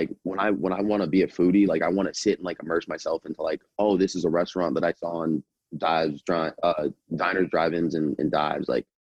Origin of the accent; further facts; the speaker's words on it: South Florida, United States; also born or lived in New York; I think just kind of growing up in South Florida, you get pizza